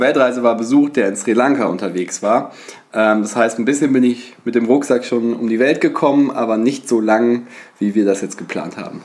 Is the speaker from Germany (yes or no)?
yes; Bonn, North Rhine-Westphalia, Germany; now in Hamburg, Germany; komme eigentlich aus Bonn, bin nach Hamburg gezogen.